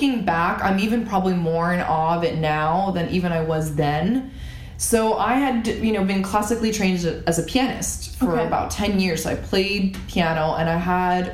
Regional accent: Canada; I grew up in Canada

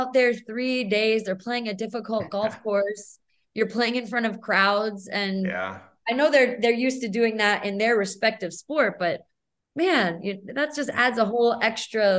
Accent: New Jersey, United States; moved away as an adult; now in San Diego, United States; So I moved to the West Coast from the East Coast. I'm originally from New Jersey, and I moved out for my relationship

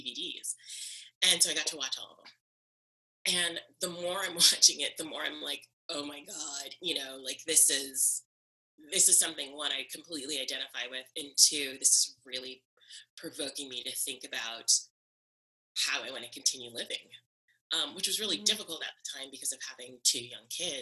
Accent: the South, United States; the military lifestyle on top of being a Southern person

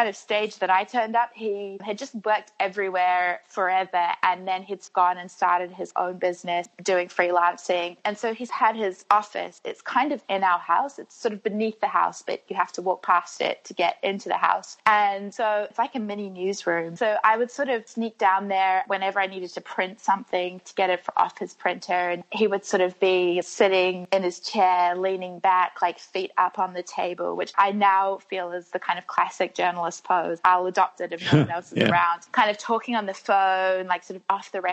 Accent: Wellington, New Zealand; moved away as an adult; also born or lived in Sydney; I was actually born here in Wellington, probably like 10 minutes away from where I'm sitting now

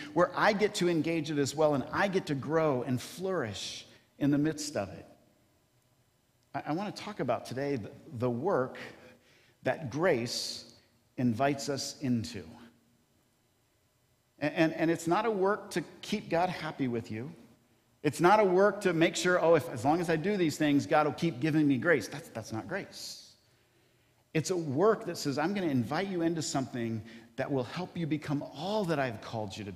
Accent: Kentucky, United States; moved away; I grew up in Kentucky

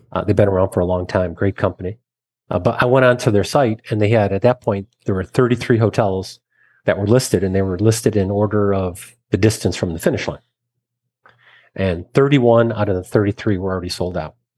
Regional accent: Michigan, United States; Growing up in Michigan, got a scholarship to college

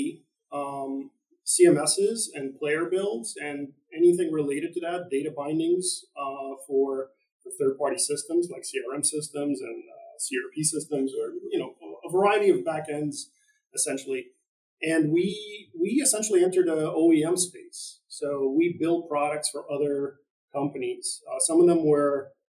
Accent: East Coast, United States; I'm from the East Coast

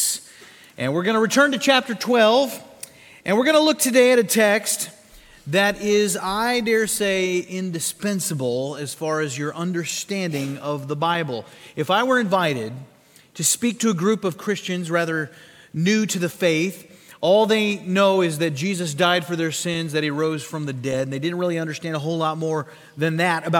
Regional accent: Sioux Falls, South Dakota, United States; my hometown of Sioux Falls, South Dakota

